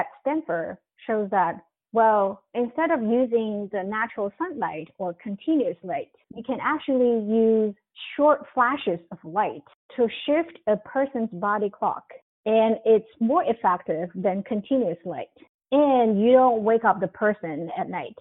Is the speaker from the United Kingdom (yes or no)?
no; China; moved away as an adult; now in United States; I come from China